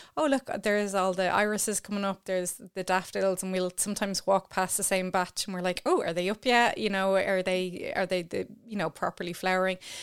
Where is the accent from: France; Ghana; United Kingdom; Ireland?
Ireland; as Irish people